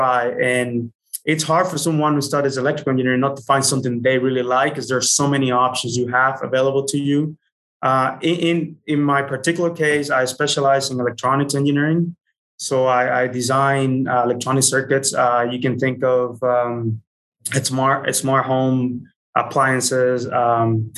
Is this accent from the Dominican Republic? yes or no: yes; Dominican Republic; moved away as an adult; also born or lived in Utah; I was born and raised in the Dominican Republic